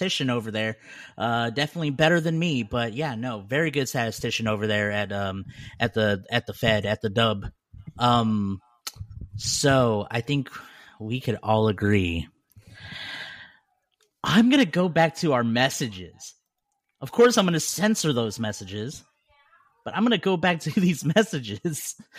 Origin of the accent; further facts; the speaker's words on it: Texas, United States; I'm from Texas.